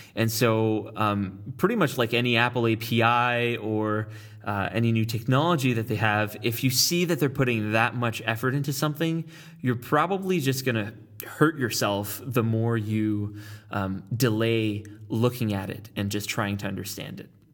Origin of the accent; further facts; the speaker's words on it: Ottawa, Ontario, Canada; moved away as an adult; now in San Francisco, United States; I hail from Ottawa, Ontario, Canada